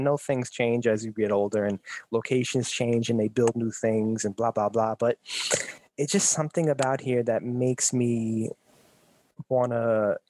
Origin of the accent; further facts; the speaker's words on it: New York City, New York, United States; Again, I was born and raised here in Brooklyn, New York.